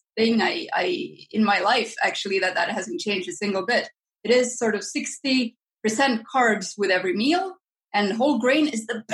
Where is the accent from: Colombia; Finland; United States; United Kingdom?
Finland; I grew up in Finland